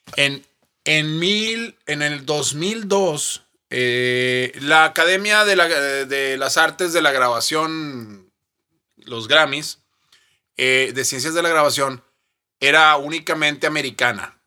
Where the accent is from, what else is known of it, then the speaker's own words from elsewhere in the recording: Mexico; hice historia como primer mexicano